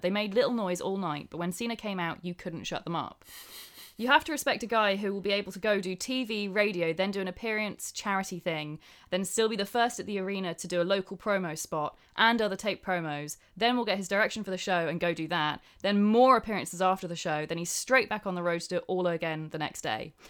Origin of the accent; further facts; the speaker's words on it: England, United Kingdom; I'm English